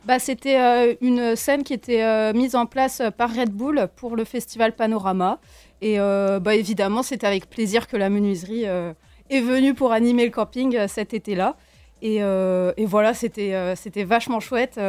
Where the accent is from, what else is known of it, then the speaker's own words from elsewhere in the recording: Morlaix, Brittany, France; je viens de Morlaix